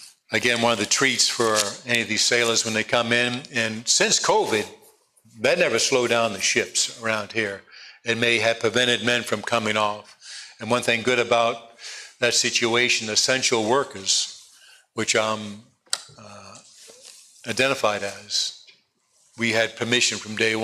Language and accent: English; East Coast, United States; born or raised there; also born or lived in California